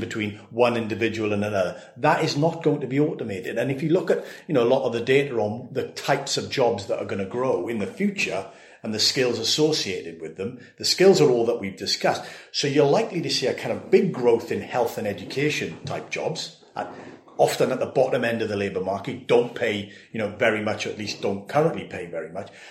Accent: Swansea, Wales, United Kingdom; my hometown of Swansea

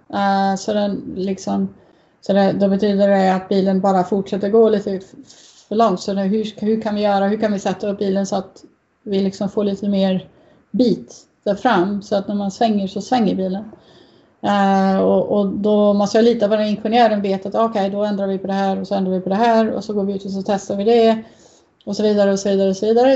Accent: Uddevalla, Västra Götaland, Sweden; moved away; i Uddevalla där jag växte upp

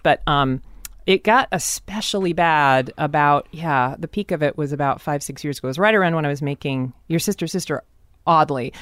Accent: Seattle, Washington, United States; I grew up in a very white part of town always. I moved around very s, I mean, most of Seattle is very, very white.

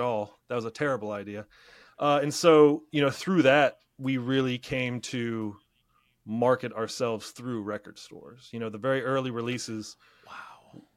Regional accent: Middletown, Ohio, United States; I was teaching where in my hometown, uh, Middletown, Ohio

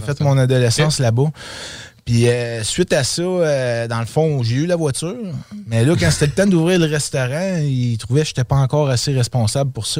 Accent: Quebec City, Quebec, Canada; also born or lived in Outaouais; Oui, je suis un gars de Québec. Dans le fond, j'ai grandi à Québec. Je suis né à Québec.

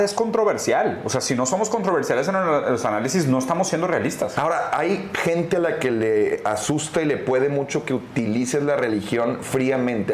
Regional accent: Monterrey, Nuevo León, Mexico; como regios mochos, pues hacemos aquí

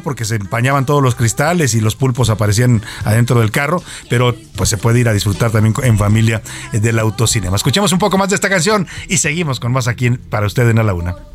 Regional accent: Mexico; como mexicano

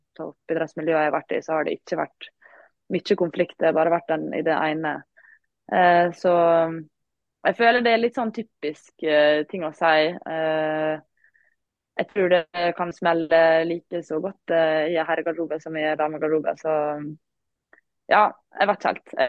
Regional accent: Langevåg, Møre og Romsdal, Norway; jeg kommer jo fra Langvåg, da, som er en liten klubb

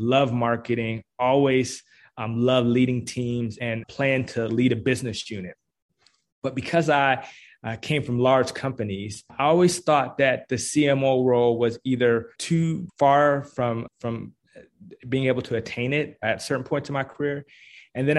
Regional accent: Washington, District of Columbia, United States; now in Atlanta, United States; I'm originally actually from Washington, D.C.

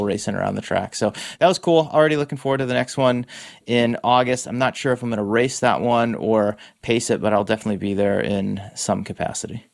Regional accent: East Coast, United States; now in Bay Area, United States; what I grew up with on the East Coast

